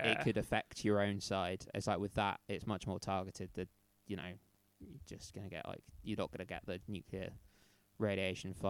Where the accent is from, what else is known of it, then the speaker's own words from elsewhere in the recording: United Kingdom; we're both British